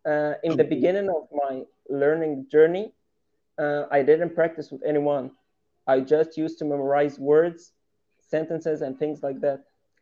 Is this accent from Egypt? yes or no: yes; Egypt; first language Arabic; English is a second language; I'm from Egypt. I'm 25 years old.